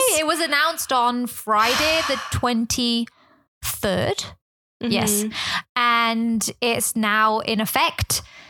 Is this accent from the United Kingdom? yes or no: yes; England, United Kingdom; now in Hong Kong; I'm from England.